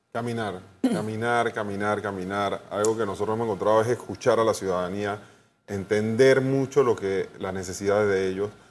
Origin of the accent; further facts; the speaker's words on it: Panama; como panameños